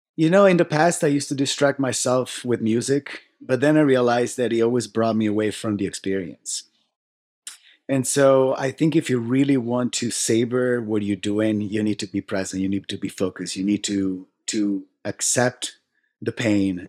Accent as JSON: {"language": "English", "country": "Italy", "tie": "born or raised there", "moved": "as an adult", "lives_now": "United States", "said": "I was born and raised in Italy"}